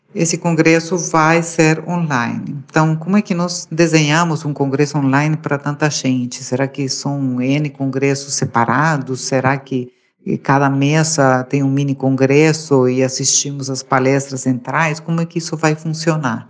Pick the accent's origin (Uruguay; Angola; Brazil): Uruguay; moved away; eu sou uruguaia